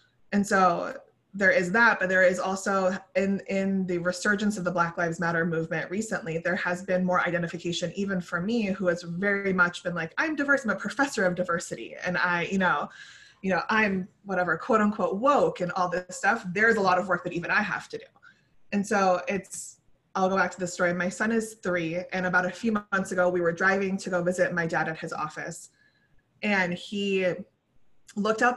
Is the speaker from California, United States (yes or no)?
yes; Irvine, California, United States; I grew up in Irvine, California. And for people who aren't familiar, I live in Orange County. I grew up here.